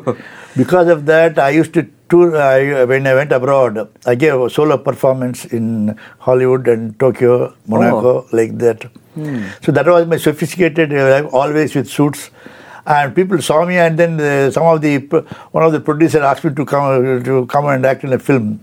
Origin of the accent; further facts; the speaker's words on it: Chennai, Tamil Nadu, India; first language Telugu; English is a second language; also born or lived in Karnataka; my mother tongue is Telugu. But I was born in Karnataka because we had a lot of lands were there. But I was been brought up in Chennai.